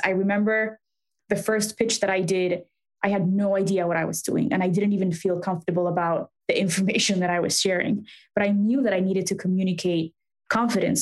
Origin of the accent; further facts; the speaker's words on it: Mexico City, Mexico; now in Chicago, United States; I grew up in Mexico City